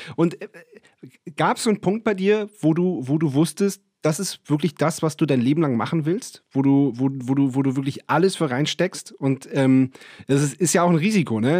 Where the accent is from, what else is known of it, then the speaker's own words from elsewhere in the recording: Northern Germany, Germany; now in Vienna, Austria; Wir haben ja auch unseren Proberaum in dem Elternhaus, auf dem, auf dem Land in Norddeutschland